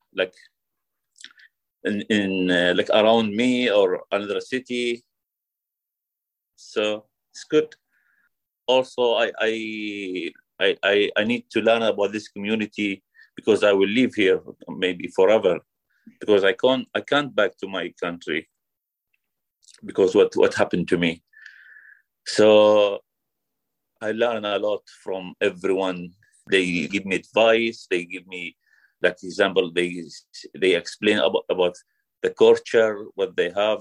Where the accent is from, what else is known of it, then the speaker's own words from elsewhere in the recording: Iraq; English is a second language; moved away as an adult; now in United Kingdom; I'm from Iraq. Now I live in UK.